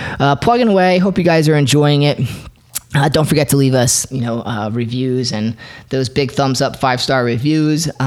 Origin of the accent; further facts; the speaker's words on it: Flemington, New Jersey, United States; also born or lived in Philadelphia, Pennsylvania; I'm originally from New Jersey, so I was right in Central Jersey